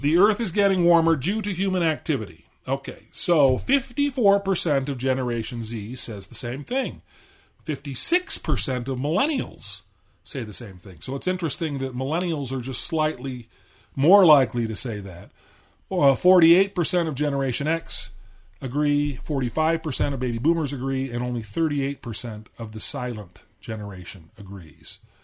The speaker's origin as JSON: {"language": "English", "region": "Southern California", "country": "United States", "tie": "born or raised there", "also_born_or_lived": "Washington, D.C.", "said": "I actually grew up in Southern California"}